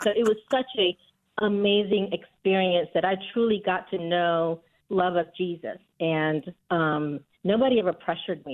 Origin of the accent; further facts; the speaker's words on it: India; now in United States; I was born and raised in India and then moved to America